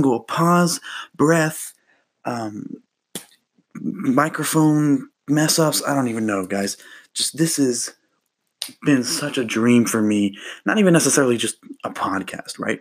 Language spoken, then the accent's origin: English; Kentucky, United States; I was born in Kentucky